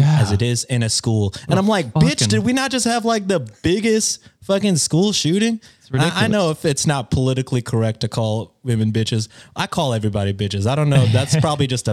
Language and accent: English; Texas, United States; I like being Texan